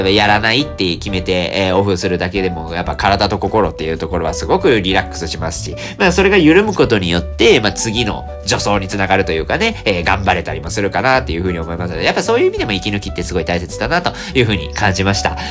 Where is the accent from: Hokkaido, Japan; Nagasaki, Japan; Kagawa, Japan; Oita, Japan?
Nagasaki, Japan; Sasebo; now in Fukuoka, Japan; 長崎出身でございまして、私も佐世保市というところでね、生まれ育ちまして